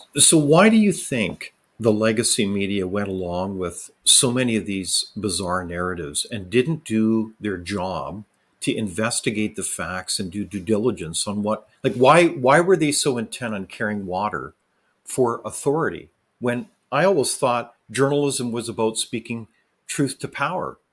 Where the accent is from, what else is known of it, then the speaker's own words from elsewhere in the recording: Canada; I as a Canadian citizen